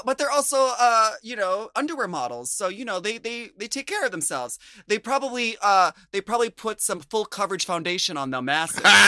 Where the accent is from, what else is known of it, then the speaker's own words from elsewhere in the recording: United States; as an American